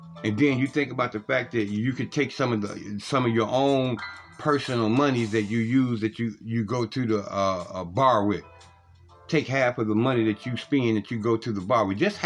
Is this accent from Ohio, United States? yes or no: yes; Cleveland, Ohio, United States; one of the streets that I grew up in Cleveland, Ohio